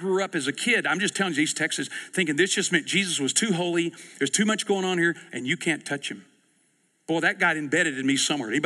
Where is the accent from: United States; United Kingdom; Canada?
United States; East Texas; I grew up in East Texas